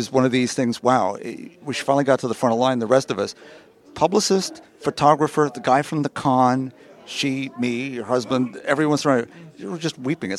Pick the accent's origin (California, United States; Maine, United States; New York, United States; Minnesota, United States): New York, United States; I'm a New Yorker